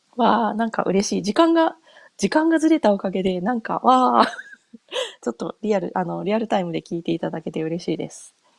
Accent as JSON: {"language": "Japanese", "country": "Japan", "tie": "born or raised there", "moved": "yes", "lives_now": "United States", "said": "日本帰国するたびに"}